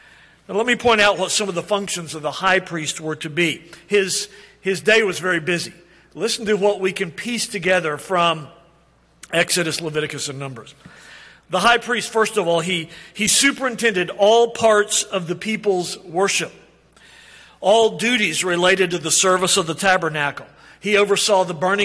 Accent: Oklahoma, United States; I'm from Oklahoma.

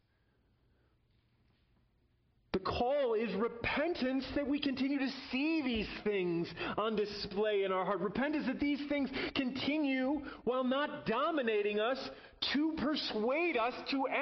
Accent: Chicago, Illinois, United States; moved away; I'm a citizen of the United States and I come from Chicago

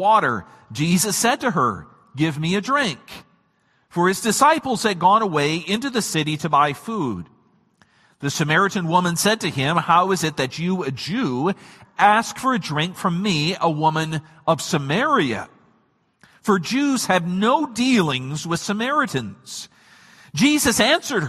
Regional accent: Michigan, United States

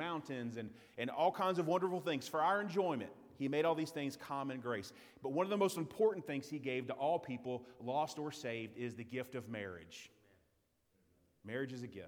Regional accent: United States; as an American citizen

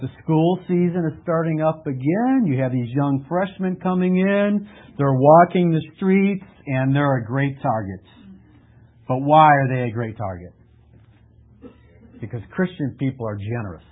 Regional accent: Lake in the Hills, Illinois, United States; also born or lived in Chicago; I grew up in Lake in the Hills

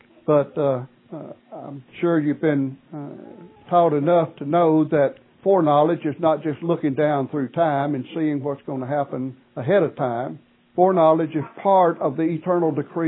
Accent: Martin, Tennessee, United States; moved away as an adult; It has been approximately 47 years since I have lived in the location where I was born and raised

